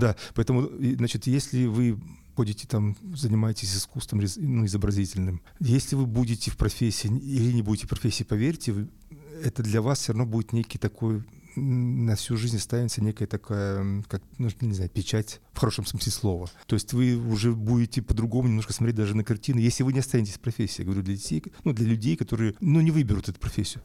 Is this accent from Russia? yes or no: yes; Yekaterinburg, Sverdlovsk Oblast, Russia; moved away as an adult; also born or lived in Saint Petersburg; я сам уралец по, по всем корням